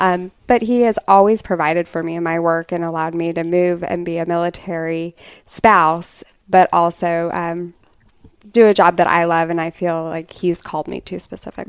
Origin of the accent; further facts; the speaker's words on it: Denver, Colorado, United States; now in Norfolk, United States; I grew up in Denver, Colorado